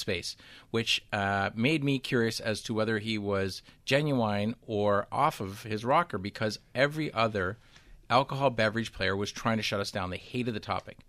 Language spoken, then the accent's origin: English; Canada; I'm from Canada